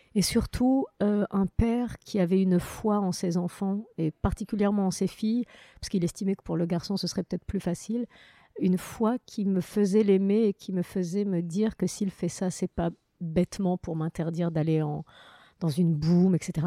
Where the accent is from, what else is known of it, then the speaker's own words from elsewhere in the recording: Morocco; now in France; très belle enfance, avec que des bons souvenirs du Maroc